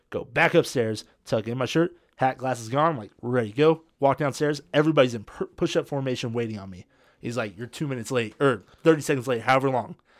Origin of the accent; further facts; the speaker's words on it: California, United States; I'm from California